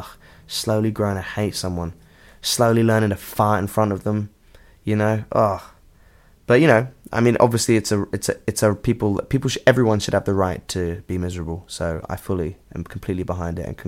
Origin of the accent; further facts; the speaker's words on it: London, United Kingdom; I play in a band called …. We are from London